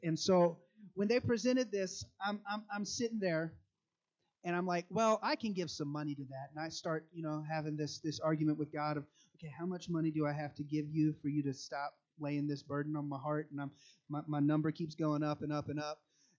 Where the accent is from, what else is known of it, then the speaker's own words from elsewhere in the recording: Nigeria; I grew up in Nigeria, which is one of the countries in Africa.